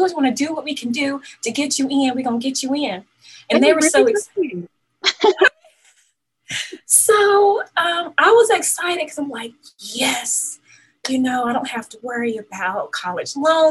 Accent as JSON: {"language": "English", "region": "Mississippi", "country": "United States", "tie": "born or raised there", "said": "I can now get on the Air Force base in my hometown. I'm like, oh, I'm going to the military. I am getting out of Mississippi."}